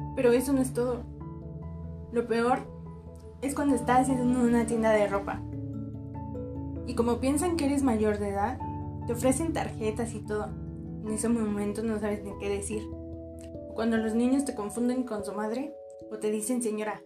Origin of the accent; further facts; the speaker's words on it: Mexico; soy orgullosamente mexicana por haber tenido la suerte de nacer en México lindo y querido